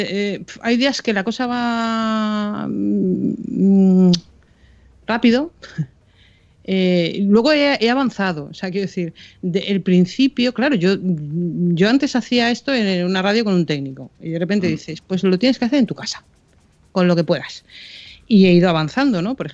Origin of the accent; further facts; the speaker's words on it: Canary Islands, Spain; Yo soy canaria, ¿eh?